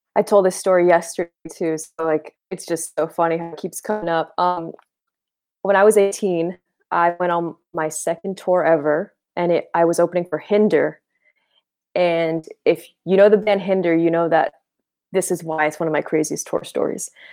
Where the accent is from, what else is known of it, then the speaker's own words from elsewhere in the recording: Boston, Massachusetts, United States; now in Los Angeles, United States; I'm from Boston originally. I live in L A now.